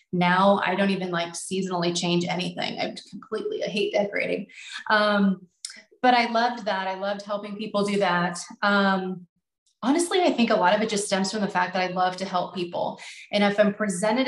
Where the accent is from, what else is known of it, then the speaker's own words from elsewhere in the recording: Nebraska, United States; We're from Nebraska, so agriculture is a big thing here.